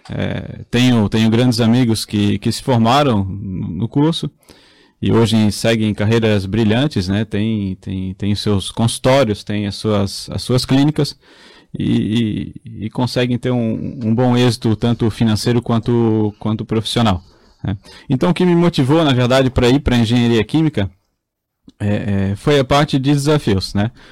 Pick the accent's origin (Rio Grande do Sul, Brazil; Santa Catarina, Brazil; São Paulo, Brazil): Santa Catarina, Brazil; Blumenau; Sou de Blumenau, nascido e criado em Blumenau.